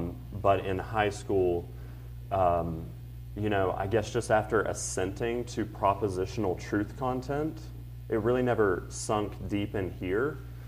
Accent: Pensacola, Florida, United States; moved away; I'm originally from Pensacola, Florida, or right outside Pensacola.

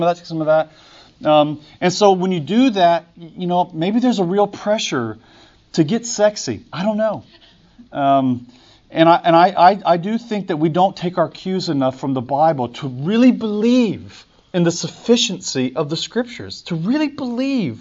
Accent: the South, United States; I'm a Southerner and I go to church.

